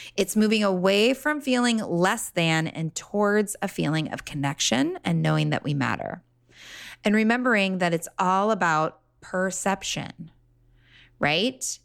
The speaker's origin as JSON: {"language": "English", "town": "Laguna Beach", "region": "California", "country": "United States", "tie": "born or raised there", "said": "I grew up in Laguna"}